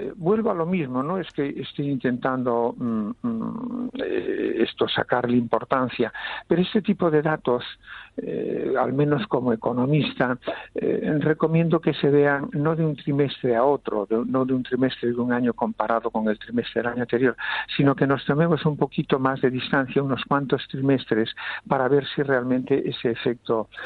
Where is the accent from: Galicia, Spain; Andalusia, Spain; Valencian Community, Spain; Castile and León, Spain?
Galicia, Spain; Vigo; now in Catalonia, Spain; Vigo, que es mi ciudad de origen